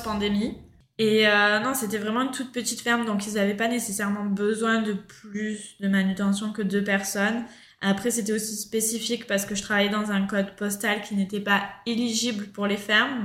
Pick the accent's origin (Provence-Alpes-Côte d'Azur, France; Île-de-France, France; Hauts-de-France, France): Provence-Alpes-Côte d'Azur, France; Marseille; moved away as an adult; now in Australia; je suis originaire de Marseille